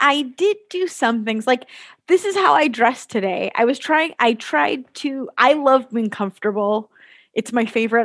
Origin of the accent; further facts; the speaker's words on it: Southern California, United States; I grew up in Southern California